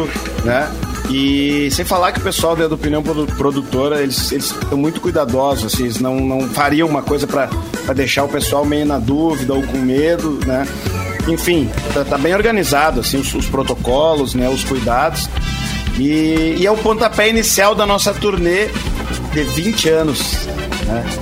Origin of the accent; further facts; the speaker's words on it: Tupanciretã, Rio Grande do Sul, Brazil; now in Campo Bom, Brazil; Eu que sou de Tupanciretã, né, do, interior do interior.